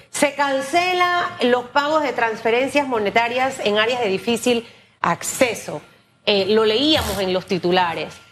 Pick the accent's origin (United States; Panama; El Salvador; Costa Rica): Panama; como panameña